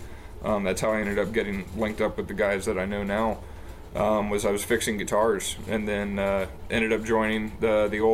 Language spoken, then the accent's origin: English; Virginia, United States; moved away; I'm originally from Virginia